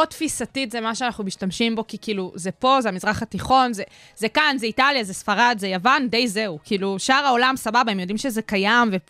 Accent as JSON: {"language": "Hebrew", "country": "Russia", "moved": "yes", "said": "אני שואלת בתור רוסייה."}